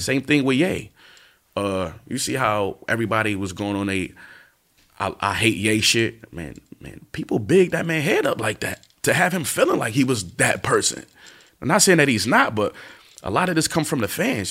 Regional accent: East Coast, United States; I'm from the East Coast

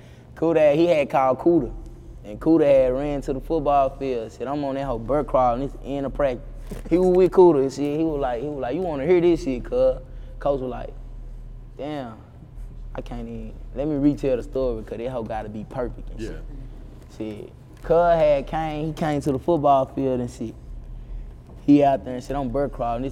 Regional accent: Arkansas, United States; I'm from Arkansas. I ain't used to being around no whole lot of people.

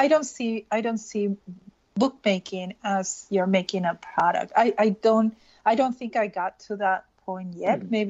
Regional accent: Peru; moved away as an adult; I'm Peruvian, I was born and raised in Peru. I moved when I was 24.

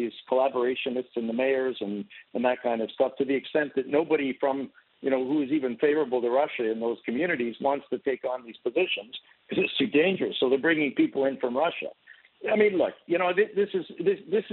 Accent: Canada; now in Ukraine; I'm a Canadian

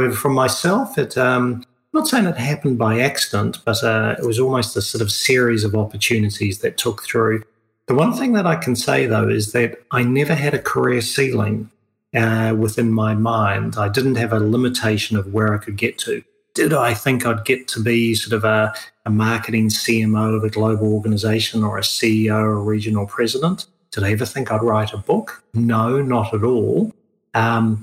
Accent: New Zealand; also born or lived in Europe / United States; now in Australia; I'm a New Zealander originally, even though I live in Australia

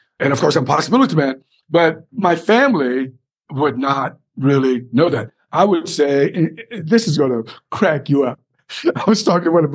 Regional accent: South Carolina, United States; moved away as an adult; coming back to my home state

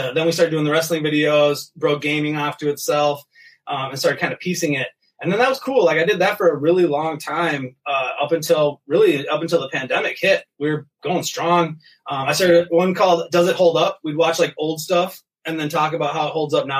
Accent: Minnesota, United States; I'm from Minnesota. Born and raised. Been here all my life. I live in Burnsville, a suburb of Minneapolis

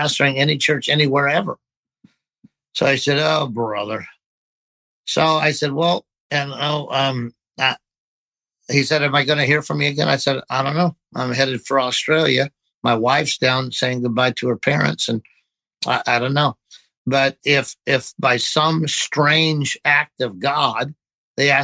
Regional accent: Idaho, United States; moved away; I was a cowboy from Idaho

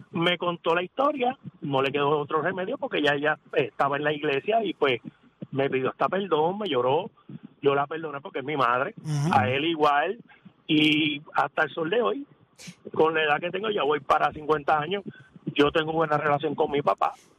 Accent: San Juan, Puerto Rico; Yo yo me crié en Llorentorre. Torres. Y a mí siempre me enseñaron en el caserío

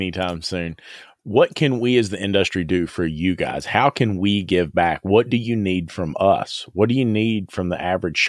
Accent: the South, United States; I'm from the South, buddy.

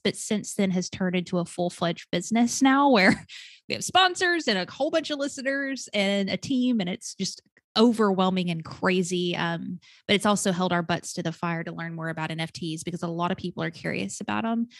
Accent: Arkansas, United States; now in Atlanta, United States; I was born and raised in Arkansas, stuck to the South, still Southern.

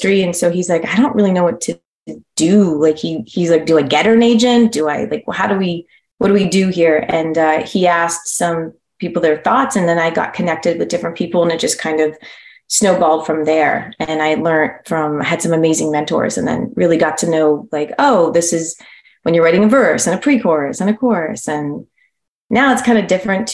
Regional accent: Toronto, Ontario, Canada; now in California, United States; I was in Toronto, Ontario.

